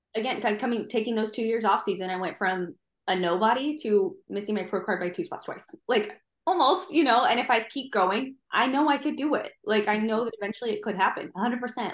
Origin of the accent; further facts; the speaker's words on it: Midwest, United States; now in Virginia Beach, United States; I live in Virginia Beach. I very much like living here, although I do miss my mountains a little bit, although I'm from the Midwest.